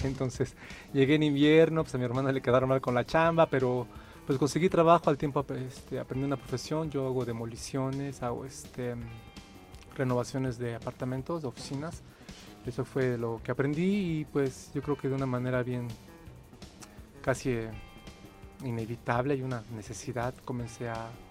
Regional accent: Ecatepec, State of Mexico, Mexico; moved away as an adult; also born or lived in Canada; now in Mexico City, Mexico; yo nací, y crecí en San Agustín, Ecatepec, hasta los 30 años

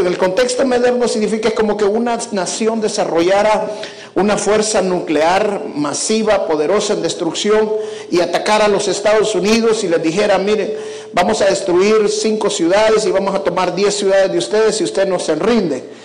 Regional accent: El Salvador; moved away as an adult; now in United States; Me quedo en El Salvador

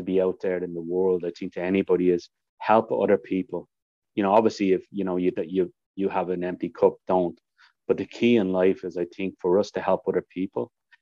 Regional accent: Ireland; now in Canada; people call me the Irishman. I became known as the Irishman

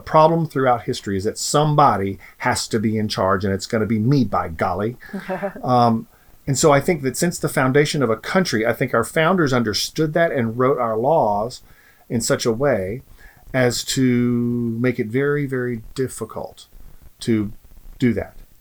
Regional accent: United States; especially as American human beings, we have a gift in this country

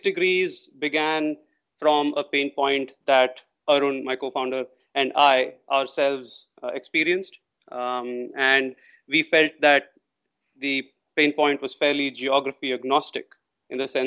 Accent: India; moved away as an adult; now in Singapore; I'm from India originally.

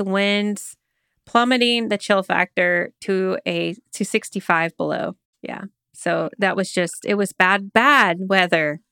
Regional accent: Oklahoma, United States; I grew up in Oklahoma

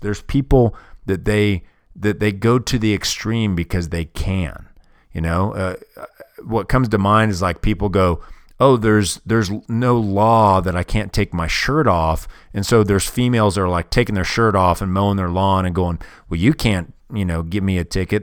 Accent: United States; I'm from America

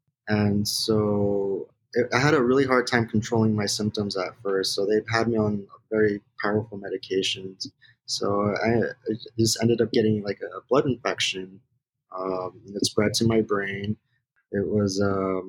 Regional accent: West Covina, California, United States; I'm originally from West Covina, California

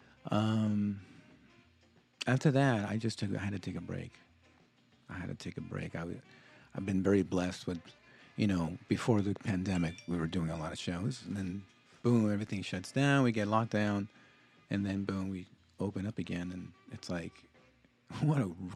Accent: South Gate, California, United States; also born or lived in Lynwood, California; as a Latino and, you know, growing up in Southgate and, you know, Linwood, knowing this area

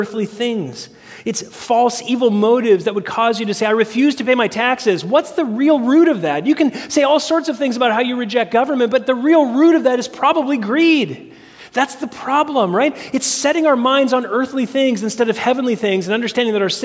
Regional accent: United States

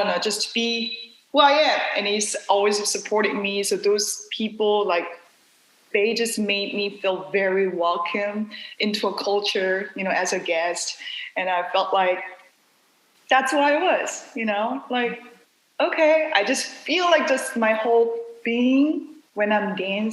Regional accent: South Korea; English is a second language; moved away as an adult; now in New York City, United States; I was born and raised in South Korea

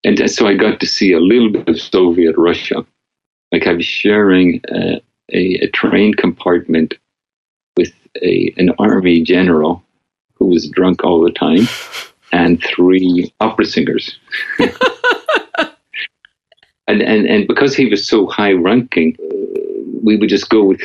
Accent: Northern Ireland, United Kingdom; moved away; growing up in Northern Ireland

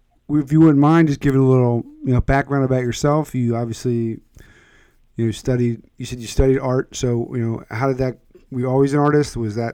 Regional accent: Philadelphia, Pennsylvania, United States; moved away; my hometown of Philadelphia

